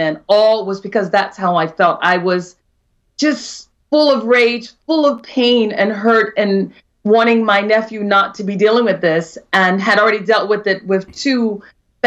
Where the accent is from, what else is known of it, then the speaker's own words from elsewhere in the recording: Maryland, United States; I'm originally from Maryland, but my other family, or my extended family, sister family, everybody in North Carolina